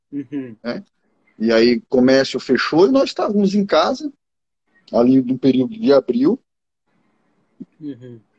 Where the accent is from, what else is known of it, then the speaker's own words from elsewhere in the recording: Arcoverde, Pernambuco, Brazil; sou natural de Pernambuco, né? Sou daqui do interior, de uma cidade chamada Arco Verde. Fica mais ou menos 260 quilômetros daqui de Recife.